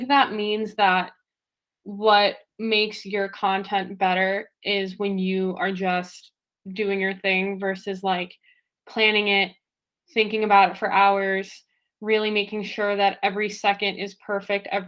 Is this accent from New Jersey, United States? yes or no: yes; New Jersey, United States; I'm so East Coast, I'm from New Jersey, like 25 minutes from New York City